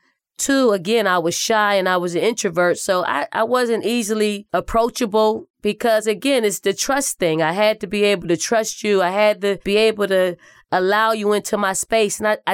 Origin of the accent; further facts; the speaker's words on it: Philadelphia, Pennsylvania, United States; Growing up in North Philly and the projects called the Raymond Rosen Housing Projects was a place in which there wasn't a whole lot to do besides sports or getting something that's illegal